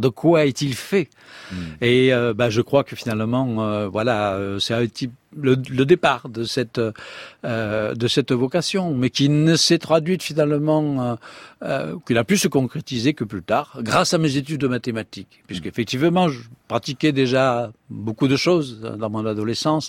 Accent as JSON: {"language": "French", "region": "Provence-Alpes-Côte d'Azur", "country": "France", "tie": "born or raised there", "also_born_or_lived": "Paris", "accent": "southern (méridional), singsong", "moved": "as an adult", "said": "je suis né en Provence, comme vous l'attendez, en hein, mon accent encore un petit peu chantant"}